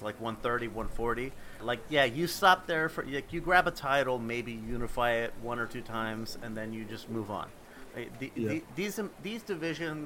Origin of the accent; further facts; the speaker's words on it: Phoenix, Arizona, United States; That's my hometown